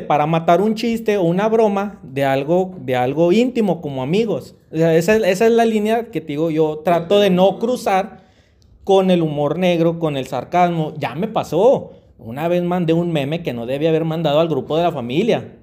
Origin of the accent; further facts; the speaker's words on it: Mexico; nosotros como mexicanos